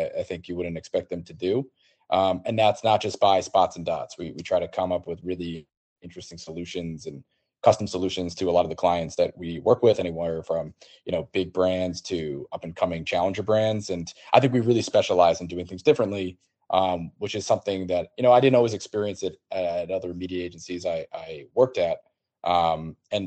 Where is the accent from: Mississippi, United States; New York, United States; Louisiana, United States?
New York, United States; New York City; also born or lived in Nashville; I'm from Bayside, New York, which is in Queens